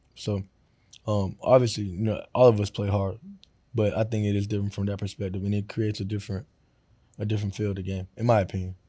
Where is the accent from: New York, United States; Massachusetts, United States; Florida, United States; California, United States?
Florida, United States; I grew up in Florida